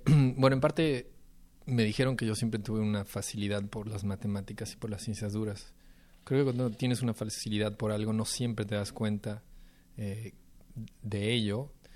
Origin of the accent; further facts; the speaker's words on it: Michoacán, Mexico; crecí también en provincia, en Michoacán